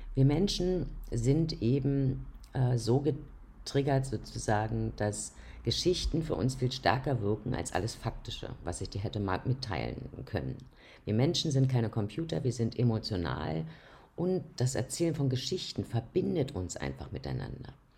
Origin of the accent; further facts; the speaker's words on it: Austria; hier bei uns in Österreich